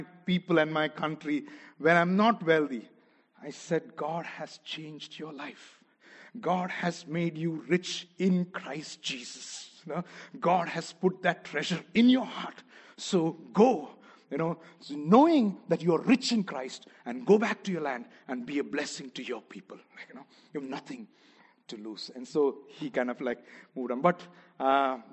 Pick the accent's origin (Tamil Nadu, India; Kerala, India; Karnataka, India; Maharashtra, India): Kerala, India; first language Malayalam; English is a second language; moved away; I'm from Kerala, from South India